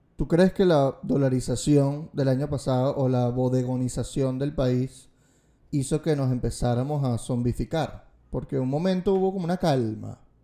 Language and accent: Spanish; Venezuela; cómo somos como venezolanos